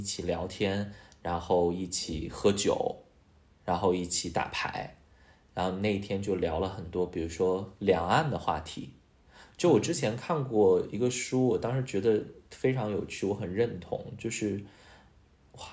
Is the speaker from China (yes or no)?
yes; China; 作为中国人哈